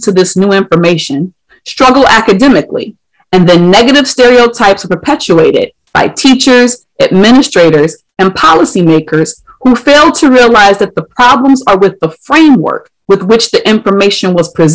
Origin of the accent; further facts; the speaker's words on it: Ohio, United States; my home state of Ohio